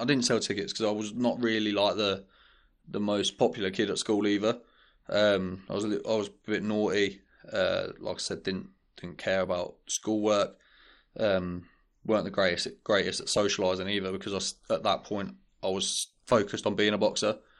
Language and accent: English; Birmingham, West Midlands, United Kingdom; we're from, um, we're from Saint James, um, and King's Heath. Like, things were, we didn't have a lot of money growing up